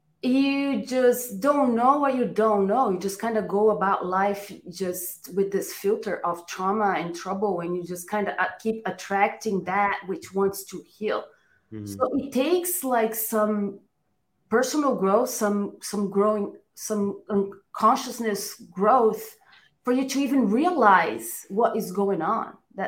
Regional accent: São Paulo, Brazil; also born or lived in Orange County, California / Temecula, California; now in United States; I'm from Brazil, São Paulo.

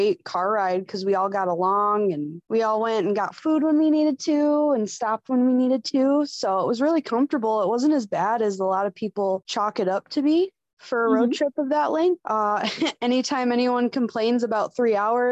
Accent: West Michigan, United States; growing up in West Michigan, it's pretty flat

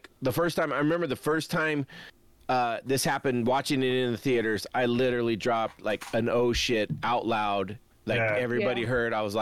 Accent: California, United States; as a Californian

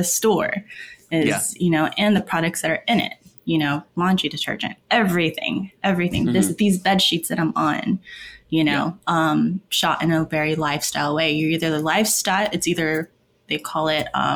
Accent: West Covina, California, United States; I'm from West Covina in California.

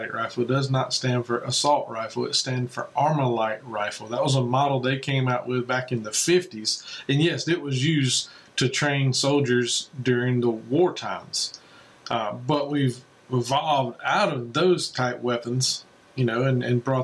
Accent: South Georgia, United States; I'm from South Georgia.

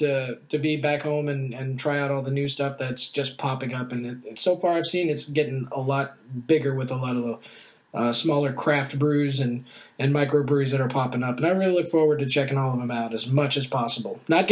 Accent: Texas, United States; I was raised in Texas, but I was born overseas, military family, so I have been jaunted all over the planet at least 2-3 times over.

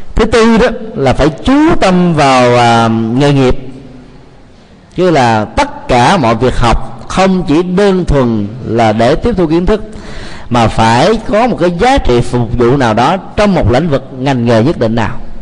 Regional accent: Vietnam

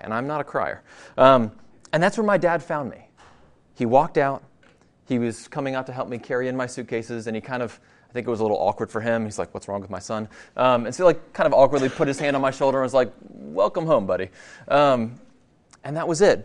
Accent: Virginia, United States; also born or lived in Denver, Colorado; I grew up in Virginia, just, uh, uh, about an hour from here

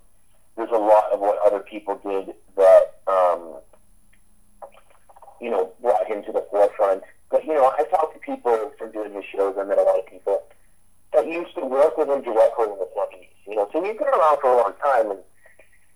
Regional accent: San Diego, California, United States; I'm from San Diego, so I travel up there eight months out of the year

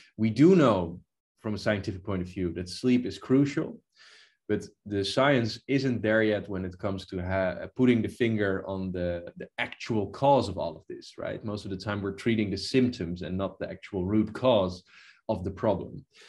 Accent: Netherlands; in the Netherlands where I was born

